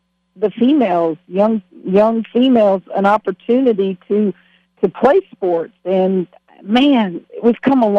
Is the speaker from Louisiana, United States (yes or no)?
yes; Louisiana, United States; moved away as an adult; also born or lived in Waco, Texas; It's my home state.